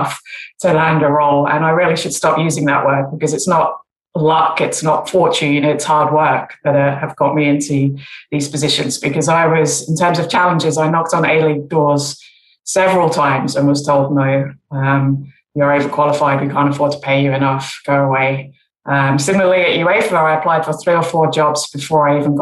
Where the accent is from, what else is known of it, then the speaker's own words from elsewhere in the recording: England, United Kingdom; growing up in England